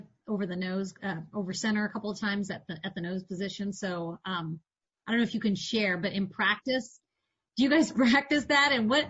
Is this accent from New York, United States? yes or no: no; Indianapolis, Indiana, United States; I grew up in Indianapolis.